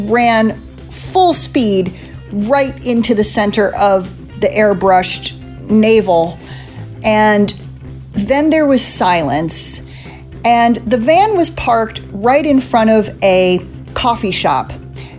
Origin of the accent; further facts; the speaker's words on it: East Coast, United States; also born or lived in Illinois; I grew up on the East Coast